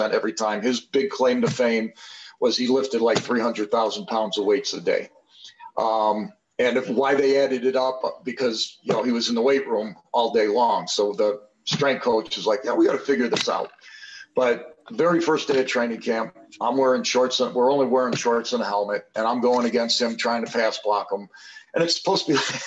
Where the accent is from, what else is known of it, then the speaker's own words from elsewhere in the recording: Chicago, Illinois, United States; as a kid growing up in Chicago